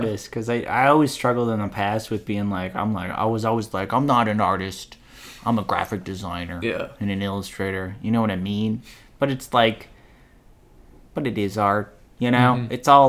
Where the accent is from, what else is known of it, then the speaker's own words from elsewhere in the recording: Willmar, Minnesota, United States; I'm from Wilmer. I'm from Wilmer, Minnesota.